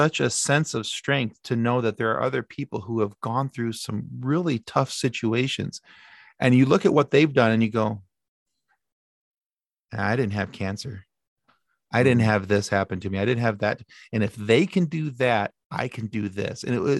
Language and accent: English; Ireland; I'm like, however, I am Irish and I don't have a problem talking. We talk like the devil.